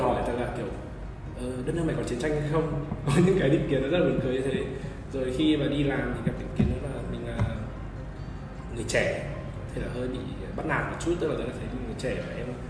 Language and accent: Vietnamese; Vietnam; moved away as an adult; mình là người Việt Nam là tự hào là người Việt Nam